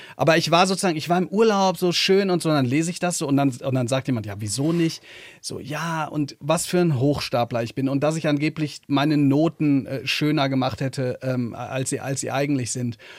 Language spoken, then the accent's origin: German; Hagen, North Rhine-Westphalia, Germany; in Hagen, wo ich herkomme, eine Stadt, die nicht sehr schön ist.